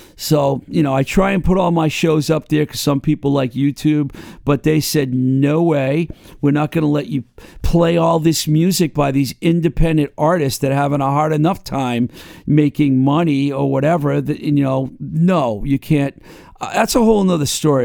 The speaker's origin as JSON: {"language": "English", "town": "Webster", "region": "Massachusetts", "country": "United States", "tie": "born or raised there", "said": "my hometown of Webster"}